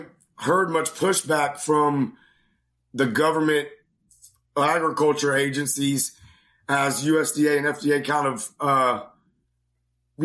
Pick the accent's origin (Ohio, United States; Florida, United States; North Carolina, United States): North Carolina, United States; Greenville; I grew up in North Carolina, Greenville, North Carolina, and I've had a great childhood.